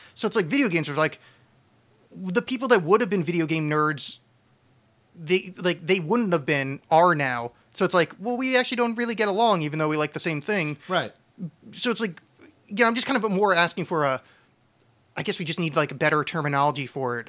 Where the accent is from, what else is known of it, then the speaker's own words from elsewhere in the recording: New Jersey, United States; now in Portland, United States; I'm from New Jersey